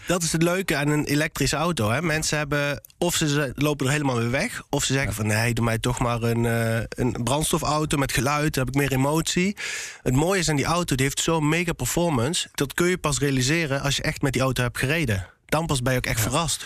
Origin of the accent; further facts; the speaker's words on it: Eindhoven, North Brabant, Netherlands; in Eindhoven, waar ik vandaan kom